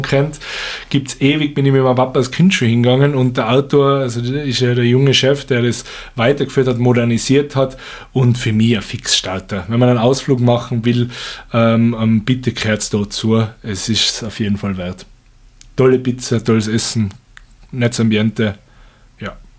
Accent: Stubai Valley, Tyrol, Austria; in meiner alten Heimat im Stubaital

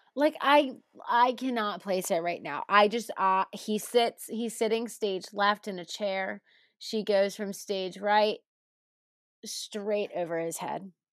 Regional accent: Cincinnati, Ohio, United States; I'm from Cincinnati

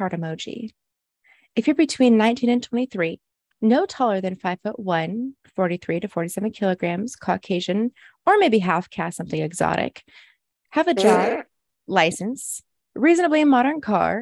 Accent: United States; I grew up in America

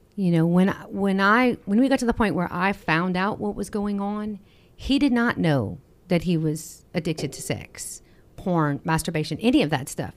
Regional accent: Acadiana, Louisiana, United States; We're from the Acadiana area

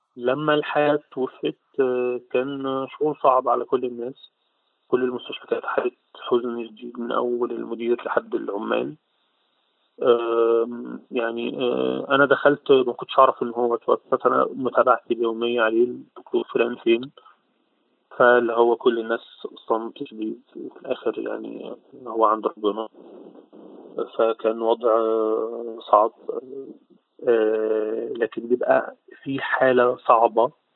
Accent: Monufia Governorate, Egypt; أنا من المنوفية

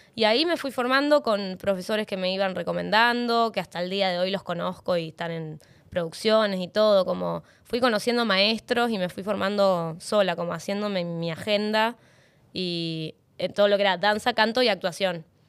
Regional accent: Neuquén, Argentina; moved away as an adult; now in Buenos Aires, Argentina; Yo soy neuquina

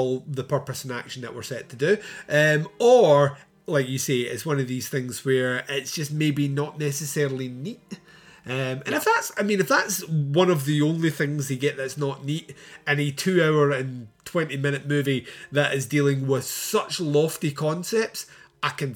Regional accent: Scotland, United Kingdom; I'm Scottish

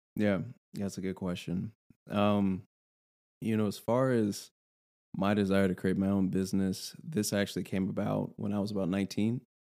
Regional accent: Louisville, Kentucky, United States; I'm from Louisville

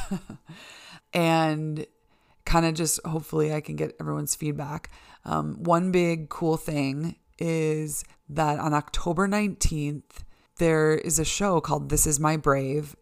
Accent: Chicago, Illinois, United States; moved away as an adult; now in Boise, United States; I'm from Chicago, uh, you know, born and raised in the Chicago suburbs and lived in the city for almost ten years

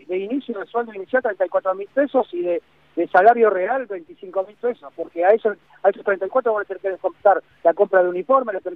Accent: Argentina; nosotros el derecho lo tenemos porque somos ciudadanos de la República Argentina

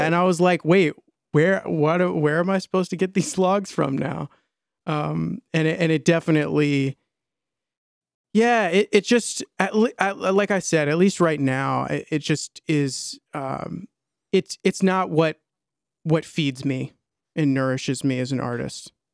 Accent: Maryland, United States; I grew up in Maryland in a, like, about thirty, forty-five minutes outside of D C, north, uh, west of D C, um, in a suburb

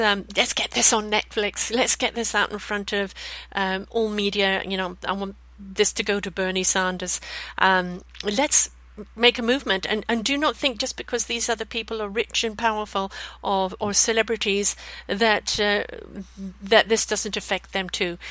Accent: BC, British Columbia, Canada; here in, in BC, Canada, my hometown

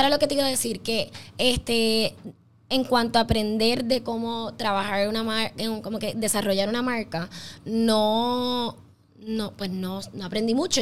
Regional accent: Puerto Rico

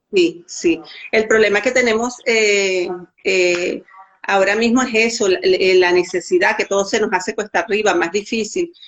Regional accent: Mérida, Venezuela; now in Santiago, Dominican Republic; yo soy de Mérida

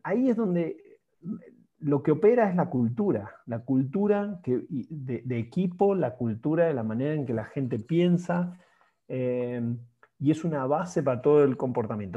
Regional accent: Argentina; now in Mexico; soy argentino, eh, ingeniero industrial de profesión, ex, ex fuerzas básicas de, New Soul Boys de Rosario

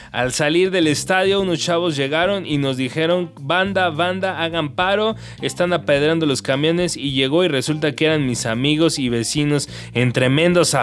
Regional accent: Cuernavaca, Morelos, Mexico; now in Jalisco, Mexico; Morelos, yo soy de Cuernavaca y ahora vivo en Jalisco.

